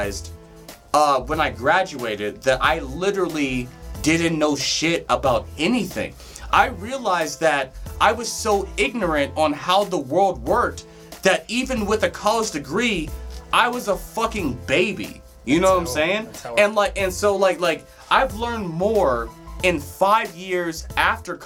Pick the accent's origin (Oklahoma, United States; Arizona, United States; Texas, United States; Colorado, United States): Colorado, United States; also born or lived in Detroit, Michigan; I was there until I was like 5 or 6, and then I came here